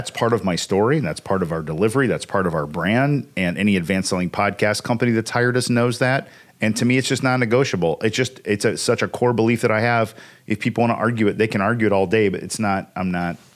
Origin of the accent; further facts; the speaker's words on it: Evansville, Indiana, United States; but I'm from Evansville. Say crick.